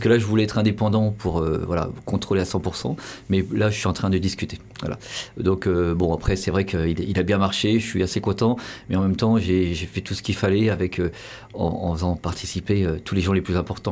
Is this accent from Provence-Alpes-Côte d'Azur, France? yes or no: no; Paris, Île-de-France, France; je suis de Paris, j'étais du des cités du 19e